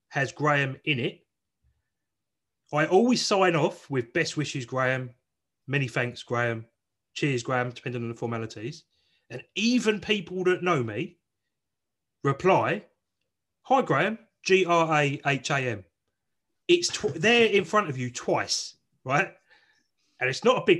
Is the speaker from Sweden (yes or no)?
no; South East England, United Kingdom; they decided to bring me up in the southeast of England